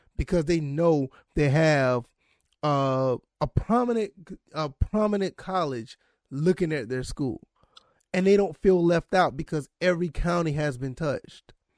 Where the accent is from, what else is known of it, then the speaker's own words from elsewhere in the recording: Savannah, Georgia, United States; that's my hometown